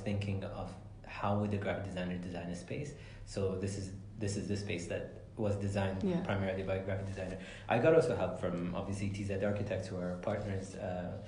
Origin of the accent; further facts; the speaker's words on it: Sharjah, United Arab Emirates; growing up in this building, there was a toy store called Wonder World